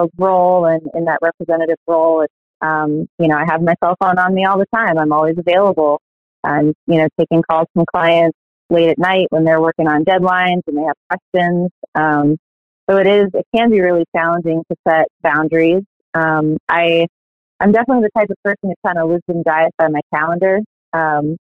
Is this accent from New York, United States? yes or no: yes; upstate New York, United States; I am from New York, from upstate New York actually.